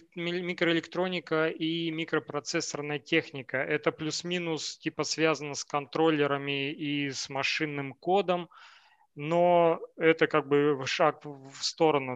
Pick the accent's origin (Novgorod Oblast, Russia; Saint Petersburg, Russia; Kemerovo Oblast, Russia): Kemerovo Oblast, Russia; Novokuznetsk; moved away as an adult; also born or lived in Moscow, Russia; now in Portugal; я из Новокузнецка, у нас все замыкается вокруг горной э, промышленности